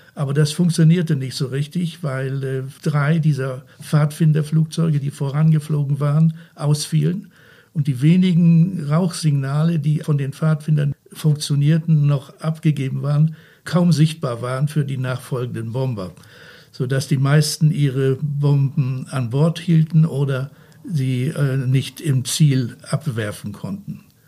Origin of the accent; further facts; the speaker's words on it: Esens, Lower Saxony, Germany; ich bin hier in Esens aufgewachsen